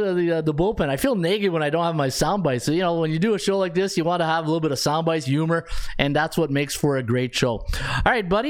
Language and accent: English; Missouri, United States; Hey, I'm from Missouri, the show me state.